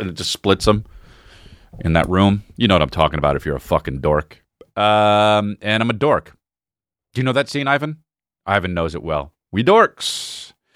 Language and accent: English; United States; I'm American